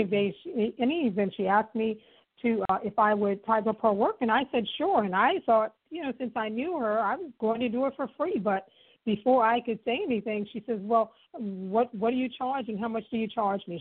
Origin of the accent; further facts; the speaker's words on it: New York City, New York, United States; I was just a poor girl, being born and raised in Harlem